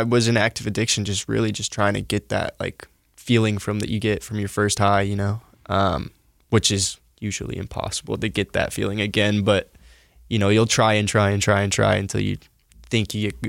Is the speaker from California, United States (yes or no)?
no; Salt Lake City, Utah, United States; So I was born in Salt Lake. You know, I lived with my grandparents and my mom, till I was about, I don't know, 11 or 12.